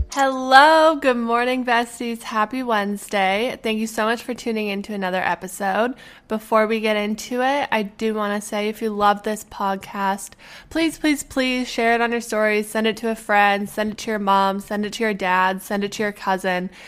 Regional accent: Edmonton, Alberta, Canada; born or raised there; moved away

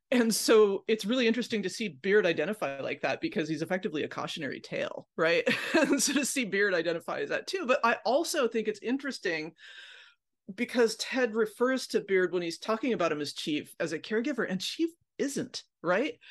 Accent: Pacific Northwest, United States; I grew up in the Pacific Northwest

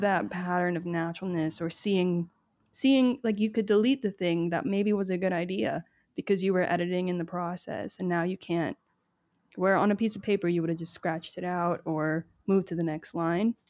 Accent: Miami, Florida, United States; also born or lived in Nashville / Trinidad and Tobago; now in West Hollywood, United States; I grew up in Miami on the boat on the weekends

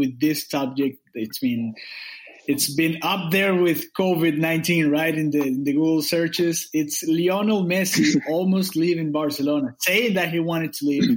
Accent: Miami, Florida, United States; I'm from Miami in South Florida

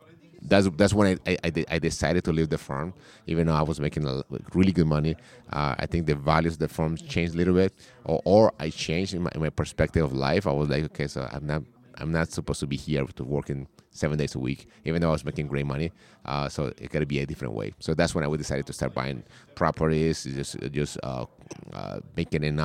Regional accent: Colombia; English is a second language; moved away as an adult; now in United States; I was born in Colombia. I came to the States chasing my girlfriend at the time. Now she's my wife, in 1999

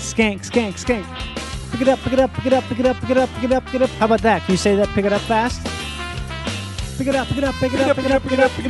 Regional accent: Rochester, Minnesota, United States

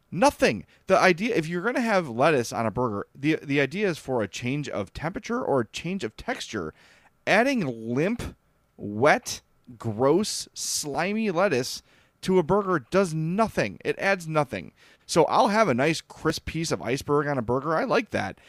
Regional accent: Oak Lawn, Illinois, United States; I grew up in Oakland

